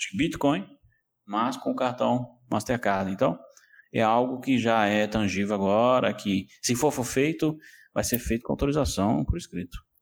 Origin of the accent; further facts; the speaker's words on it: Belo Horizonte, Minas Gerais, Brazil; moved away as an adult; also born or lived in Lisbon area, Portugal; now in Lisbon, Portugal; Eu sou, eu sou de Belo Horizonte, então sou de Minas Gerais, terra dos mineiros